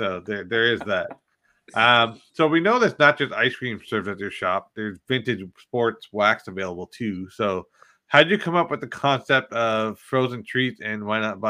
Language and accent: English; Canada; we're Canadian.